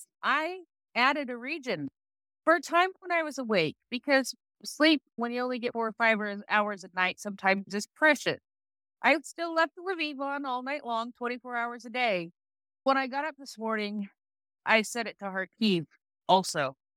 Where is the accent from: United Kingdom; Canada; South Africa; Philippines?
Canada